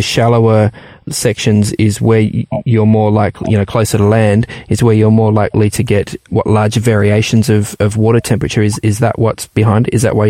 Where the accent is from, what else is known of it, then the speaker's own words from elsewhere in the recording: Papua New Guinea; And I also remember growing up in the Papua New Guinea as well, some incredible reefs out there in the Pacific Islands.